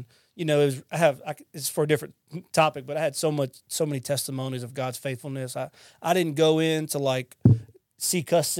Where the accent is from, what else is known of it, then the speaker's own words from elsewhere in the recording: Lafayette, Louisiana, United States; now in Mississippi, United States; I'm from Louisiana, by the way. I'm not from Mississippi. I'm from Lafayette. I'm a Cajun at heart. And so I come here to Mississippi.